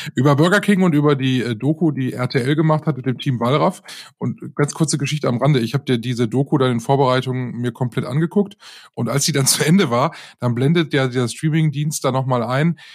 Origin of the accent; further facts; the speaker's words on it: North Rhine-Westphalia, Germany; ich bin ja in der Nähe der Braunkohlegrube aufgewachsen, also als ich noch ein kleines Kind war.